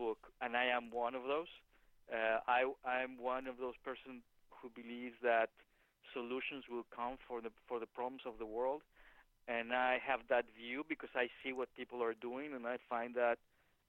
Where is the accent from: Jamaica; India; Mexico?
Mexico; moved away; I am from Mexico